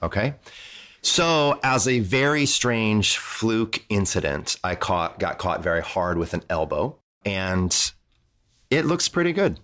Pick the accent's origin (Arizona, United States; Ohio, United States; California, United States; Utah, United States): Ohio, United States; Toledo; moved away; I grew up in Toledo, Ohio, which is very close to Detroit.